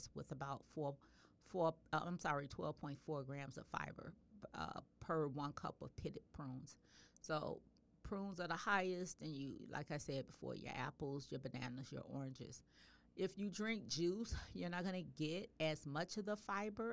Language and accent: English; the South, United States; I'm from the South. I grew up eating lima beans